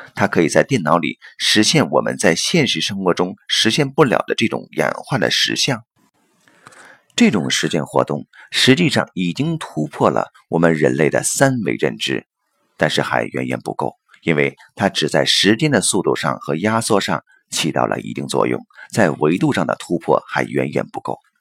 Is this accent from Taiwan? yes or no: no; China; 用我们中国人的历史来看的话